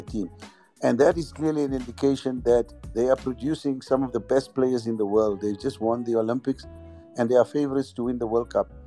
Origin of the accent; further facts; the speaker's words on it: South Africa; as South African players